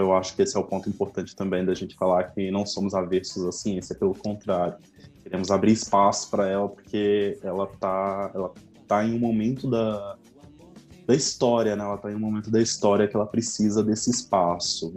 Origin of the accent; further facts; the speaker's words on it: Betim, Minas Gerais, Brazil; assim como o Matheus, eu também sou daqui de Betim